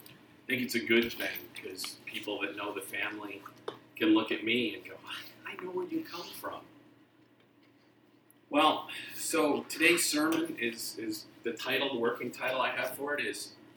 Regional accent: Texas, United States; accent: Texas; I realized at some point I have mostly lost my Texas accent, which I don't know whether I'm happy about or sad.

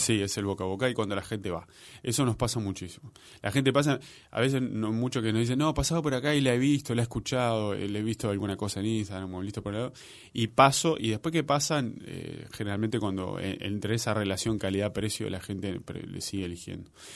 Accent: Maldonado, Uruguay; now in Montevideo, Uruguay; mi hermano y yo somos de Maldonado, este, y como toda persona de, la clase trabajadora de Maldonado

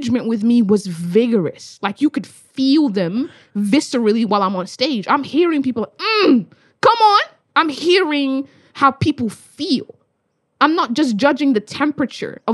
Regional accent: Australia; I'm from Australia.

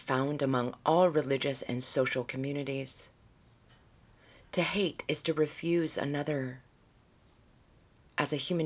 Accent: United States; they make prominent our history as American people, as a society

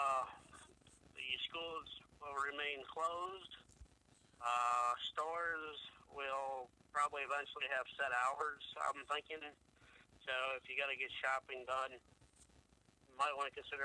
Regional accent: Toledo, Ohio, United States; also born or lived in Bowling Green, Ohio; I come from Bowling Green up to Toledo at Elmhurst Elementary

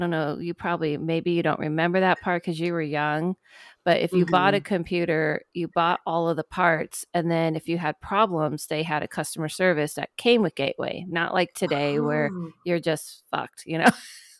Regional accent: Ohio, United States; Okay, so I grew up in Ohio in the house of parents.

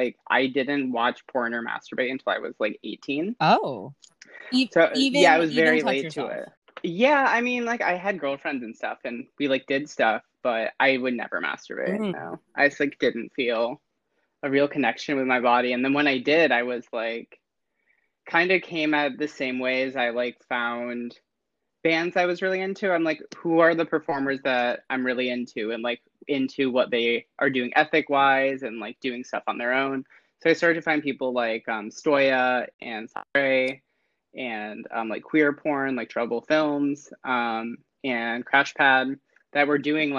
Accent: Holland, Michigan, United States; moved away as an adult; now in California, United States; I'm originally from the small town outside of Grand Rapids named Holland, Michigan

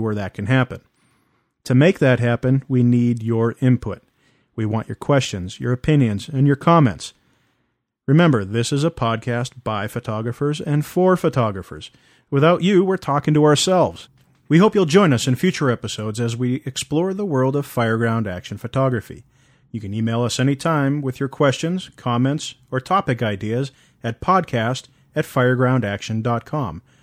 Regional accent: East Coast, United States; now in West Coast, United States; I'm originally from the East Coast

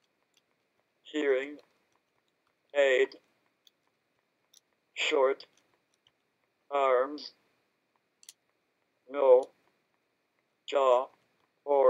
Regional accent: Boston, Massachusetts, United States; I am 32 from Boston, Mass

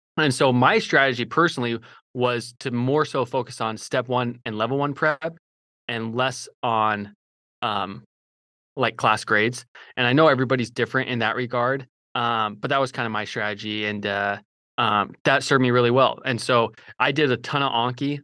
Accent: Idaho, United States; also born or lived in Utah; now in Fort Worth, United States; I'm from Idaho originally

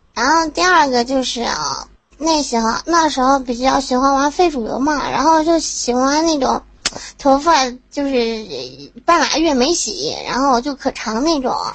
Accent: Inner Mongolia, China; 来自于美丽的大草原，内蒙古

